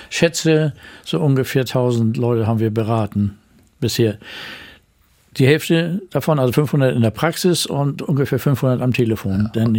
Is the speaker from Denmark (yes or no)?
no; Bad Segeberg, Schleswig-Holstein, Germany; also born or lived in Kiel; Aufgewachsen bin ich in Bad Segeberg, später in Kiel. Dort habe ich auch Medizin studiert und die Liebe meines Lebens kennengelernt.